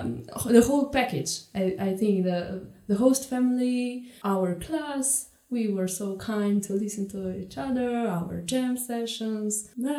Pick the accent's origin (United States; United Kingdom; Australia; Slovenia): Slovenia; Ajdovščina; moved away as an adult; also born or lived in Ljubljana; now in Munich, Germany; I come from Slovenia. Yeah. Otherwise, I come from. I mean, I studied in Ljubljana. I come from the little town Ajdovština, which is on the border, quite close to border to Italy.